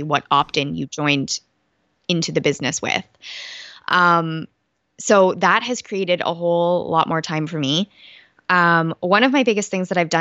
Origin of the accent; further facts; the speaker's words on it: Canada; I'm Canadian.